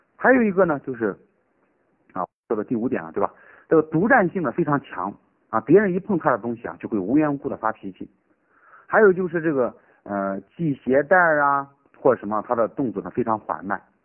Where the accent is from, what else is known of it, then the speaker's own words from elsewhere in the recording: Shaanxi, China; now in Chengdu, China; 我的老家呢是陕西的，我是成都的老师